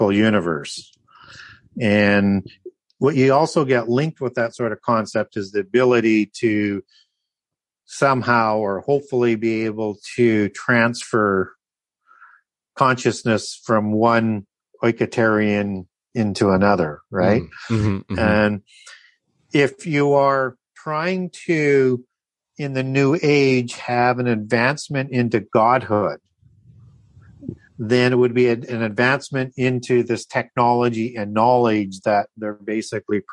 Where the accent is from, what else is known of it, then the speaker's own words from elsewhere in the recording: Canada; I'm from Canada